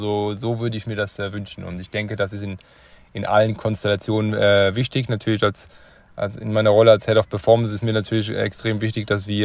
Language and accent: German; eastern Germany, Germany; ich komme aus dem Osten, ich kenne